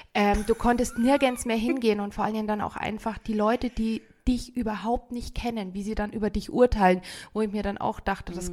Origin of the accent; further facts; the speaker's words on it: Bad Tölz, Bavaria, Germany; also born or lived in North Rhine-Westphalia / Tübingen; now in Garmisch-Partenkirchen, Germany; ich bin gebürtige Tölzerin